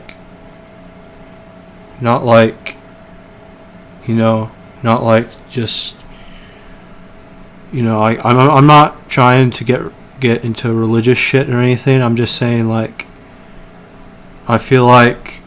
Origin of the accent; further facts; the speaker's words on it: Portland, Oregon, United States; I'm from Portland